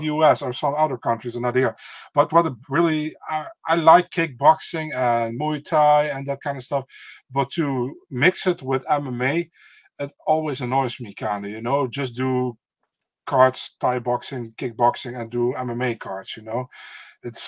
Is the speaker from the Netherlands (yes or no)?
yes; Netherlands; I'm from the Netherlands.